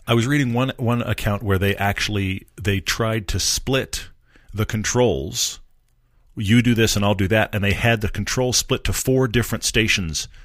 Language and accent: English; Texas, United States; I come from Texas